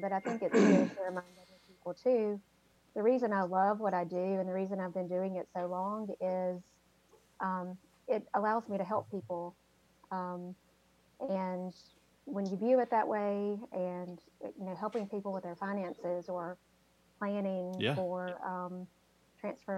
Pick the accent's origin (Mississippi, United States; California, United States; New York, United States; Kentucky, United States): Mississippi, United States; Petal; I grew up in Petal, Mississippi, which is also known as the Friendly City.